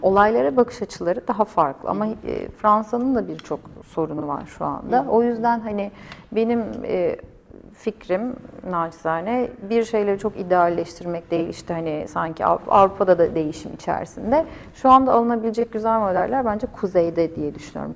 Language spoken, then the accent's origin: Turkish; Turkey; first language Turkish; moved away